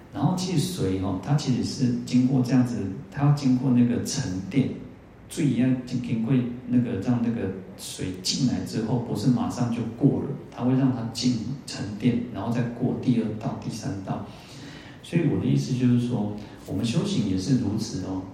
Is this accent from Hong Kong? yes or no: no; Taiwan; 我们台湾人最大的护国神山哦，其实就是我们的善良